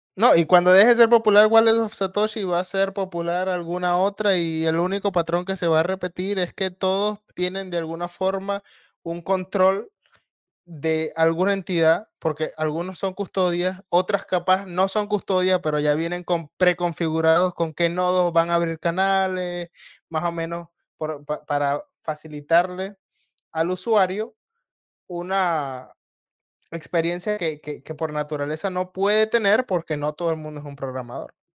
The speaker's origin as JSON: {"language": "Spanish", "country": "Venezuela", "said": "en mi país"}